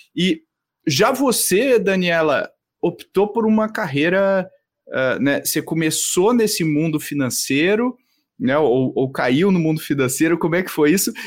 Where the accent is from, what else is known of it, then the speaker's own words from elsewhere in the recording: Rio Grande do Sul, Brazil; eu sou gaúcho também, Bruna, e eu fiz publicidade lá na PUC